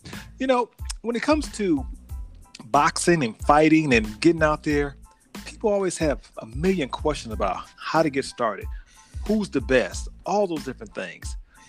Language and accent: English; Chicago, Illinois, United States; I was born in Chicago too, but I'm a little older.